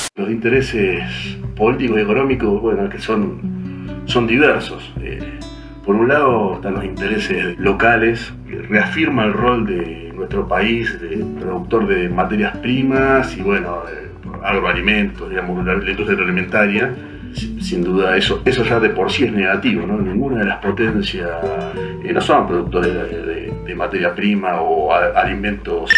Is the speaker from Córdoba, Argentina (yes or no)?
yes; Mirador del Lago neighbourhood, Córdoba, Argentina; soy vecino del barrio Mirador del Lago